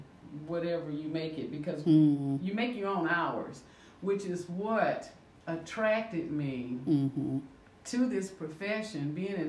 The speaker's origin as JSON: {"language": "English", "town": "Port Arthur", "region": "Texas", "country": "United States", "tie": "born or raised there", "also_born_or_lived": "South Louisiana (family)", "moved": "as an adult", "lives_now": "Shreveport area, Louisiana, United States", "said": "I moved here in the mid-80s. I was raised in Port Arthur, Texas. My family's from South Louisiana, Opelousas, Louisiana, and St. Martinville. And I moved here in the mid-80s. No family here."}